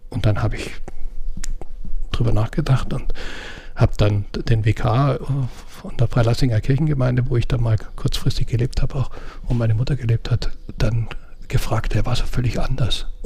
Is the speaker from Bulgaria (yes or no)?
no; Austria; Eigentlich wäre mein Traum, völlig verrückt, aber als Österreicher darf man sowas